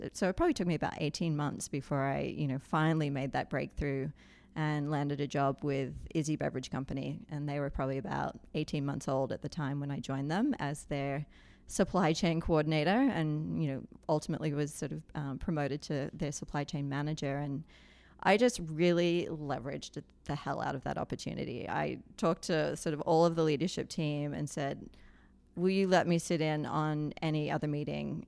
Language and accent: English; Australia; now in Colorado, United States; I'm an Aussie expat living in Colorado.